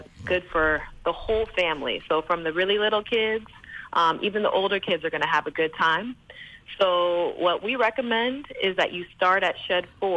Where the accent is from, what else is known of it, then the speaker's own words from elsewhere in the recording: United States; moved away as an adult; also born or lived in Virgin Islands; now in U.S. Virgin Islands; I grew up in the States and I have young children